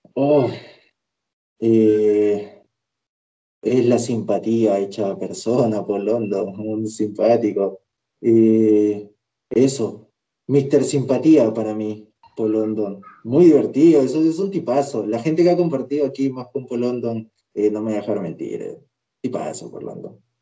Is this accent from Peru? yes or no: yes; Peru; en mi país